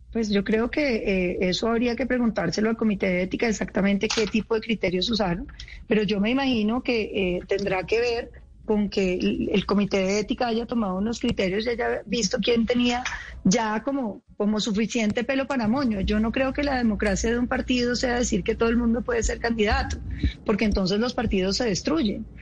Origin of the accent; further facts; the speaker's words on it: Colombia; nosotros somos colombianos